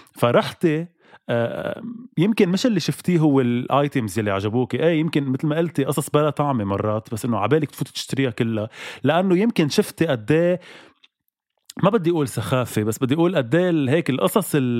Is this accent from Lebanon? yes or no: yes; Lebanon; كلبناني موجود بلبنان